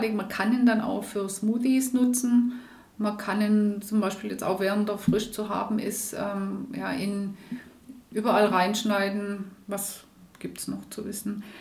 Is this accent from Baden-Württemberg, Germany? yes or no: yes; Schrotzberg, Baden-Württemberg, Germany; ich komme ursprünglich aus dem Hohenloischen, nicht aus dem Jagstal, sondern aus Schrotzberg.